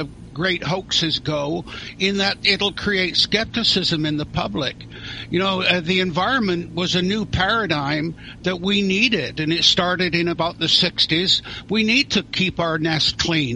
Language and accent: English; near Stonehenge, South West England, United Kingdom; now in Canada; I was born in England near Stonehenge, so I always put Druid down in the religious section of the government form. Never got called. But I emigrated to Canada